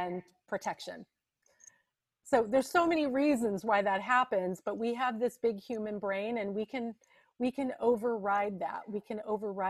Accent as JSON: {"language": "English", "town": "Santa Barbara", "region": "California", "country": "United States", "tie": "born or raised there", "also_born_or_lived": "Ojai, California", "said": "I was born and raised in the Santa Barbara area and lived there for 28 years as an adult as well"}